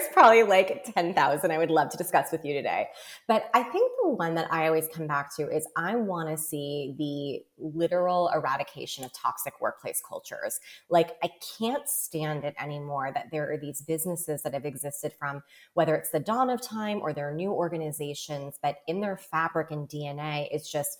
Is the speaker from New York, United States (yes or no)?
yes; New York City, New York, United States; I grew up in New York